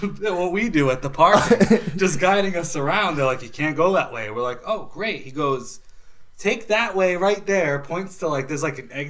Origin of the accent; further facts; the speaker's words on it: Somerset, Massachusetts, United States; I'm from Somerset.